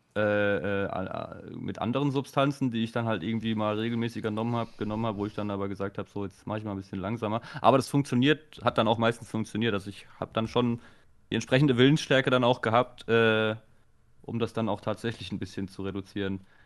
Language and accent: German; Baden-Württemberg, Germany; bei uns in Baden-Württemberg